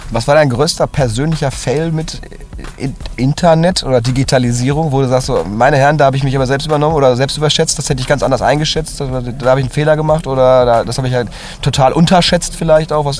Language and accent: German; Cologne, North Rhine-Westphalia, Germany; also born or lived in Hamburg; als Kölner